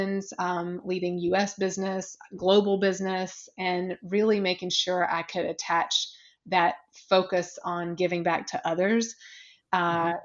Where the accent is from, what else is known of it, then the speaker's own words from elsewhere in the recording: a very small town in South Carolina, United States; now in New York, United States; though I'm a New Yorker now, I am originally from a very small town in South Carolina